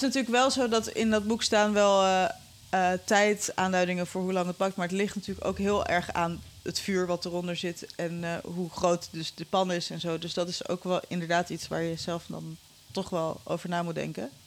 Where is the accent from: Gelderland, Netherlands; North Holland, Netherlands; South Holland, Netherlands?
North Holland, Netherlands; Amsterdam; Ik ben in Amsterdam opgegroeid